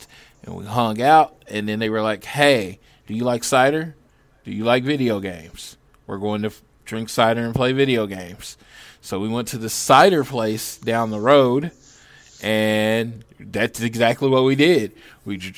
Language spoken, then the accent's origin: English; Oklahoma, United States; we're from Oklahoma. Mexican food's kind of popular there.